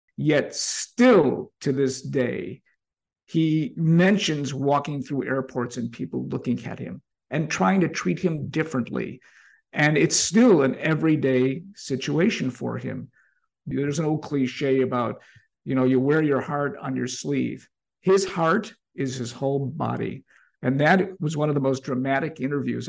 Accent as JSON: {"language": "English", "town": "Chicago", "region": "Illinois", "country": "United States", "tie": "born or raised there", "said": "growing up in Albany Park"}